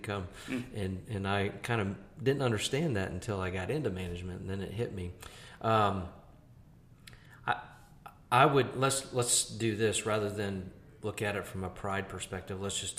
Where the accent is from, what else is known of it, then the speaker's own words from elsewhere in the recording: Greenville, South Carolina, United States; I'm from Greenville